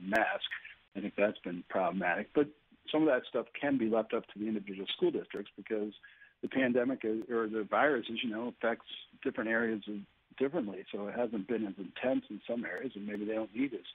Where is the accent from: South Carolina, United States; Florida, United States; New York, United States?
New York, United States; Oswego County; I'm from Oswego County